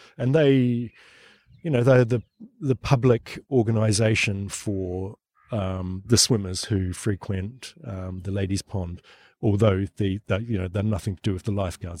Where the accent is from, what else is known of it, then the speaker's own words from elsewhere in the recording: New Zealand; moved away as an adult; now in London, United Kingdom; but I'm not Australian either. I'm from New Zealand